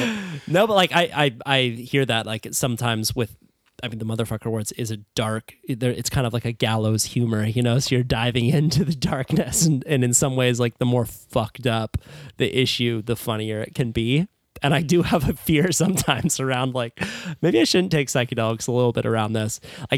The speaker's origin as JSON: {"language": "English", "town": "Santa Cruz", "region": "California", "country": "United States", "said": "And I only say that because I'm from Santa Cruz, where there are a lot of people who are so process driven."}